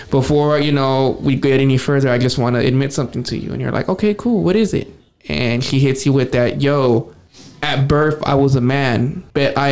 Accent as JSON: {"language": "English", "region": "Arizona", "country": "United States", "said": "no, we're not from Alabama. We're from Arizona."}